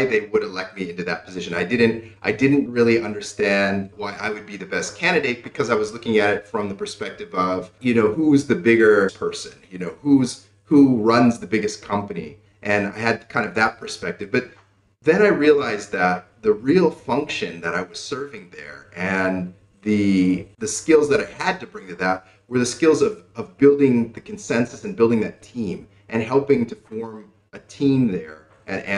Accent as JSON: {"language": "English", "country": "United States", "tie": "born or raised there", "moved": "as an adult", "lives_now": "Cambodia", "said": "I was born and raised in the United States."}